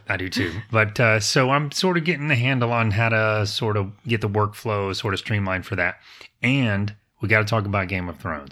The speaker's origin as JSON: {"language": "English", "town": "Apopka", "region": "Florida", "country": "United States", "tie": "born or raised there", "said": "Apopka is my hometown"}